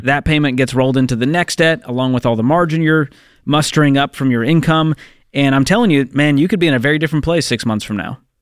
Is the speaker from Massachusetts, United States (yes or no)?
yes; Boston, Massachusetts, United States; moved away; my hometown, Boston, Massachusetts